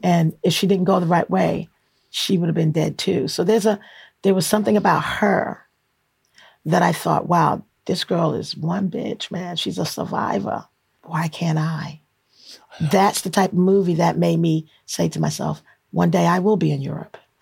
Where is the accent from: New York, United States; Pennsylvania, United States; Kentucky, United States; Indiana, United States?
New York, United States; New York City; None of them realized I was from Flatbush